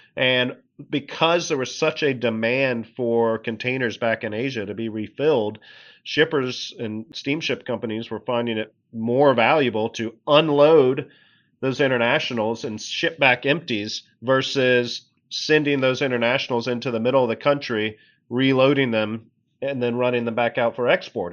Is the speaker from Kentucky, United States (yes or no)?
yes; Lexington, Kentucky, United States; moved away as an adult; also born or lived in Athens, Georgia / Pittsburgh, Pennsylvania; now in Washington, D.C., United States; I really grew up in Lexington, Kentucky, uh, right in the central part of Kentucky, bluegrass region